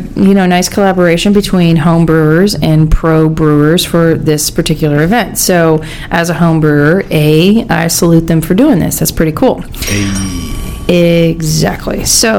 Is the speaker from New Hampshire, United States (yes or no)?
no; Pennsylvania, United States; Yes, I'm referring to my home state.